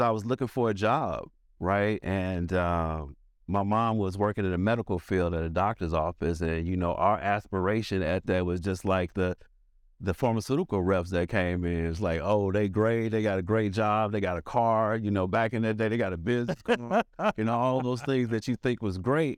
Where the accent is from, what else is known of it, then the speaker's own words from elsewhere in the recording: St. Louis, Missouri, United States; moved away as an adult; now in Atlanta, United States; So I'm from St. Louis